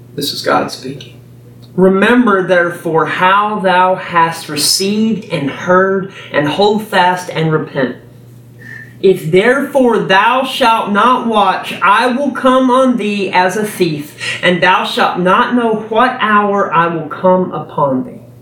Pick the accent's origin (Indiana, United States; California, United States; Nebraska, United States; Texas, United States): Texas, United States; I'm a Texan